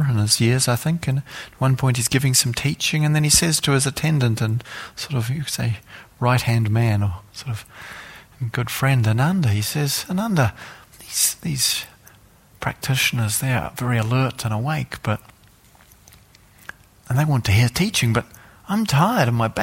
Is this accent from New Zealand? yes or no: yes; New Zealand; I come from New Zealand